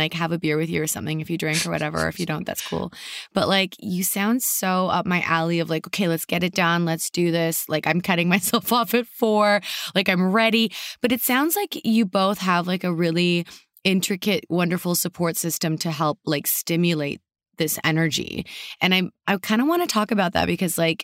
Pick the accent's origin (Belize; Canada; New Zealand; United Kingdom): Canada; now in United States; we don't have any family down here in the States. Like we're from Canada originally.